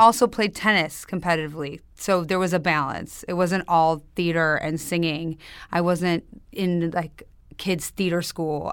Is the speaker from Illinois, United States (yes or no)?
yes; Highland Park, Illinois, United States; accent: Chicago; In Chicago, outside Chicago, Highland Park. It's a a North Shore suburb